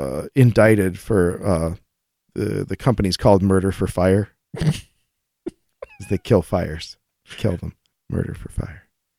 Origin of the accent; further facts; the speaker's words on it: California, United States; Mount Shasta is in my home state of sunny California.